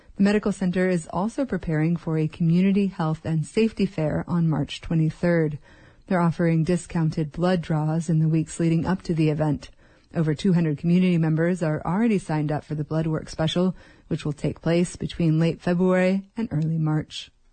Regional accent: Wrangell, Alaska, United States; I was born and raised in Wrangell.

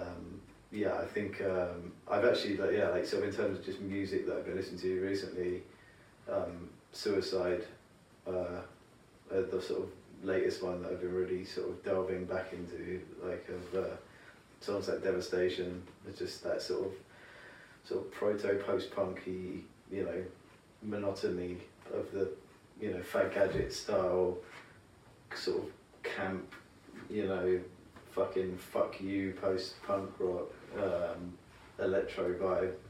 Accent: England, United Kingdom; I'm an English person

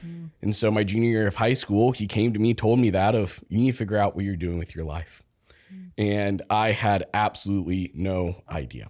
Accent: Topeka, Kansas, United States; now in Olathe, United States; I grew up in Topeka, Kansas

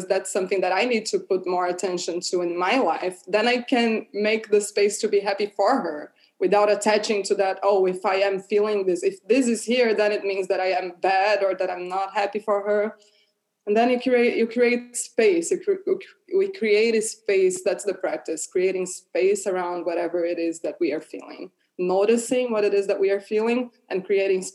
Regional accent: Brazil; moved away; I'm from Brazil

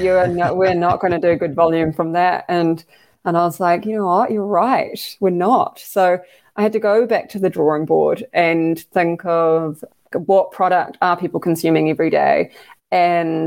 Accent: Taranaki, New Zealand; also born or lived in Scotland; I'm from Taranaki, like farming background

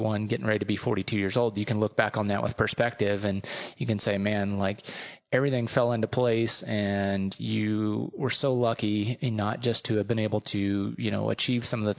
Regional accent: California, United States; growing up in California

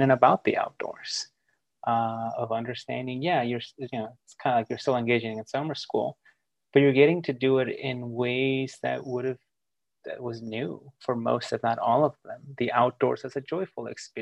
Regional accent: United States; English is a second language; growing up in the United States

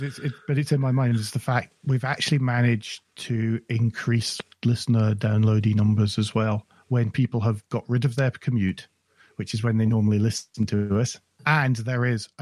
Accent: United Kingdom; we're British

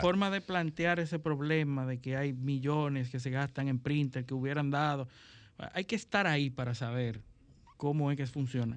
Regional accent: Dominican Republic

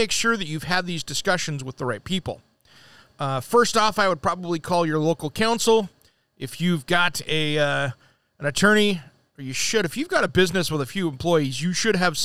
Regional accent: Oregon, United States; here in my hometown in Oregon

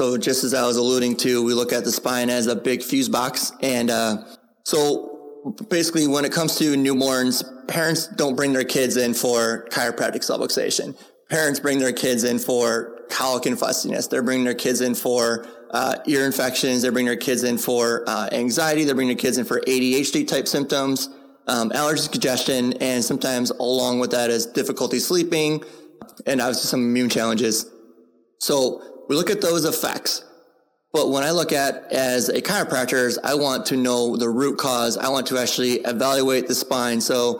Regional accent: San Diego, California, United States; Nobody knew who I was in general because I was just from San Diego.

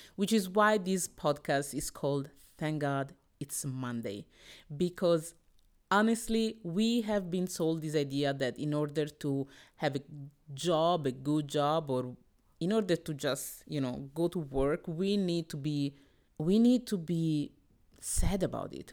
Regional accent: Italy; I was born in Italy, that my parents came from the D R C, from Congo, in the eighties and the seventies

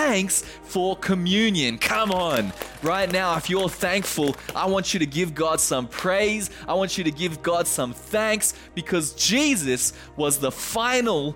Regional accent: Australia; now in Japan; being the Australian that I am

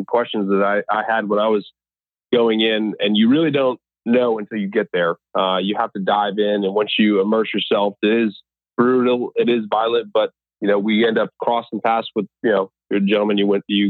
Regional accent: Connecticut, United States; moved away as an adult; I'm from Connecticut, born and raised, oldest of three boys

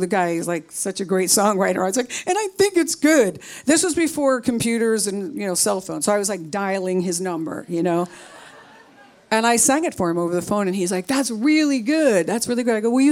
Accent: New York, United States; I am from New York

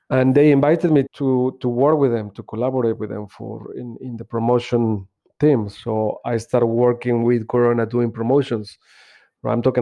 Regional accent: Mexico City, Mexico; moved away as an adult; now in United Kingdom; I'm originally from Mexico City, and I came to the UK in 2003 as, as a summer holiday, actually.

